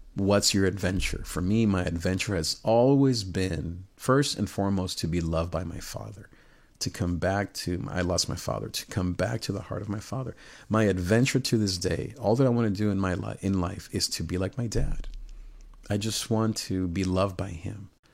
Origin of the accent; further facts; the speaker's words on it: Nicaragua; I'm from Nicaragua